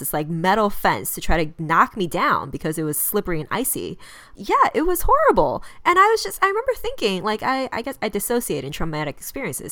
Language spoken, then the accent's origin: English; Chicago, Illinois, United States; moved away; I'm from Chicago.